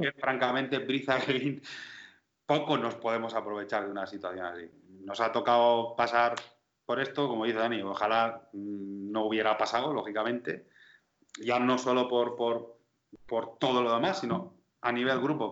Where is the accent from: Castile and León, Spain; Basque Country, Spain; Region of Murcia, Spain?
Region of Murcia, Spain; Soy murciano